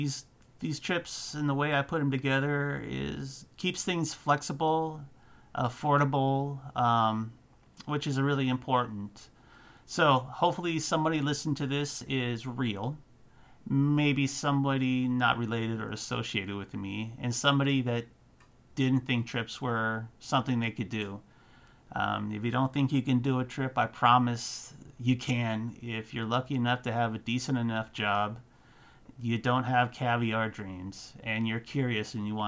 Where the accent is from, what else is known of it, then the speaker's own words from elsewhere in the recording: United States; I'm an American